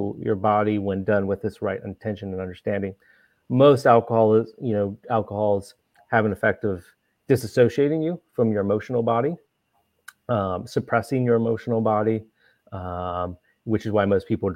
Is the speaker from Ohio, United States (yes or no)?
yes; Ohio, United States; I grew up in Ohio